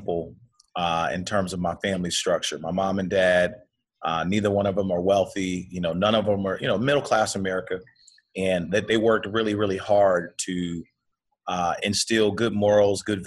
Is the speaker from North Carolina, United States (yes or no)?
no; Oakland, California, United States; now in Sacramento, United States; I grew up in Oakland, California